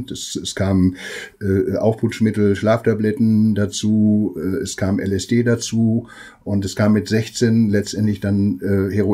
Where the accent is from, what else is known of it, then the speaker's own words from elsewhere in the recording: Hemer, North Rhine-Westphalia, Germany; Äh, ich komme aus Hema im Sauerland